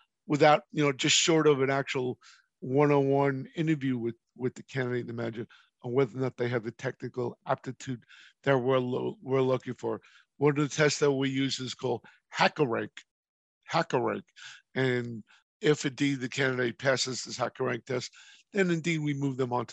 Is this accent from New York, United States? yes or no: yes; New York, United States; moved away; I'm from New York originally